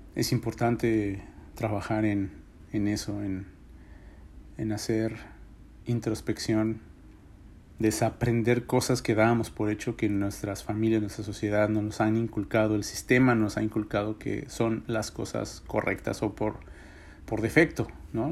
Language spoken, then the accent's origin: Spanish; Mexico; now in United States; en mi país, en México